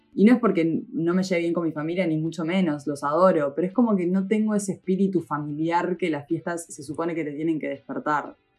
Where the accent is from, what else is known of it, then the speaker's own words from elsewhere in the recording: Uruguay; en Uruguay